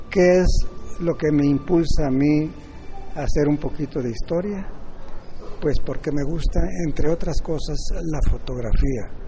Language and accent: Spanish; Lerdo, Durango, Mexico; moved away as an adult; also born or lived in Mexico City, Mexico; now in Reynosa, Mexico; yo soy originario de Ciudad Lerdo, Durango. Nací en el año de 1940, un 19 de julio de la primaria la estudié en el Instituto Francés de La Laguna. Después me fui a Durango, Durango, capital